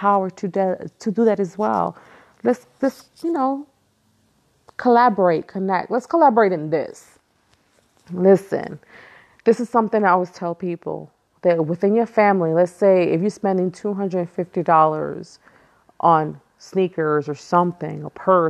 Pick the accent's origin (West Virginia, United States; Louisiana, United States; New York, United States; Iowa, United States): New York, United States; New York City; I was born and raised in Brooklyn, East New York, which is the hood.